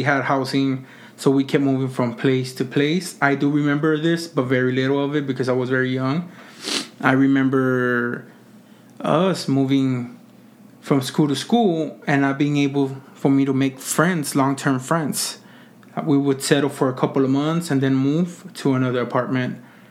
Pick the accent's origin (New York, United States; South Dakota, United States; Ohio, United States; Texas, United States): Texas, United States; Mission; I am from the Rio Grande Valley, you know, Mission, Texas.